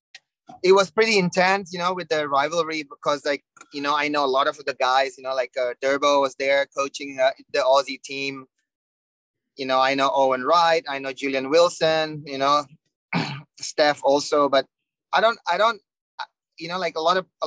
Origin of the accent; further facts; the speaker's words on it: Legian, Bali, Indonesia; English is a second language; So I was grow up in Legian. That's my beach, you know, home break. I start to surf in Legian, and ever since I'm from Bali.